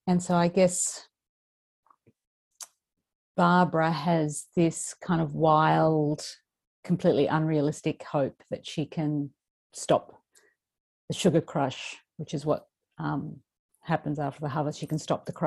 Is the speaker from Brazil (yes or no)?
no; southeast Queensland, Australia; I grew up in Queensland, and I mean, I grew up in the southeast corner